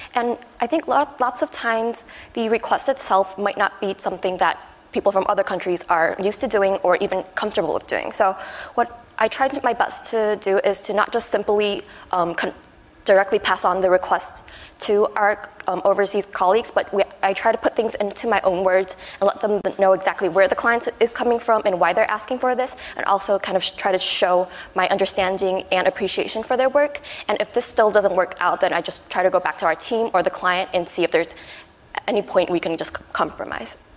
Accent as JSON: {"language": "English", "country": "Taiwan", "also_born_or_lived": "United States / Hong Kong", "moved": "yes", "lives_now": "Japan", "said": "I'm originally from Taiwan, and I've spent a few years in the U.S. and both Hong Kong."}